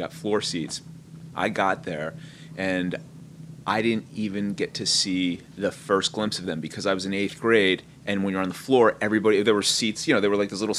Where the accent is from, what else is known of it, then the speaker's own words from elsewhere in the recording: East Hanover, New Jersey, United States; I grew up in an all-Italian, like, blue-collar Italian town. Like, everyone right off the boat from Sicily.